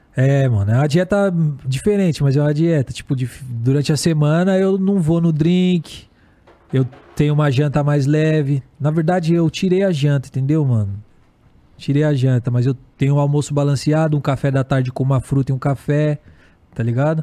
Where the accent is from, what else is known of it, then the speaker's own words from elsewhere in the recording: Guarulhos, São Paulo, Brazil; eu sou de Guarulhos